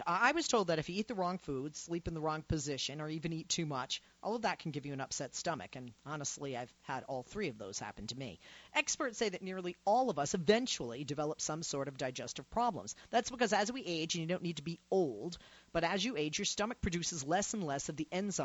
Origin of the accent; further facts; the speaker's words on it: Boston, Massachusetts, United States; now in Los Angeles, United States; I'm originally from Boston. It's my home, even though I live in Los Angeles